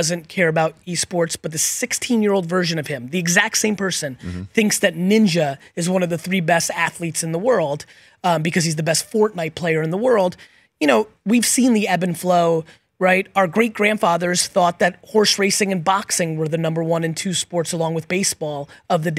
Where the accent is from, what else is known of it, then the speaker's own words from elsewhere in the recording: Edison, New Jersey, United States; also born or lived in Soviet Union; I grew up in Edison, New Jersey.